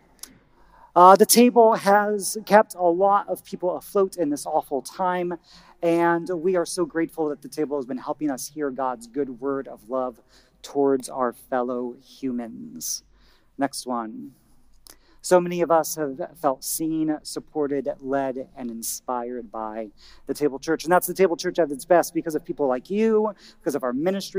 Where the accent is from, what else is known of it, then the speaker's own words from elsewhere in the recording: Indiana, United States; moved away; my home state, Indiana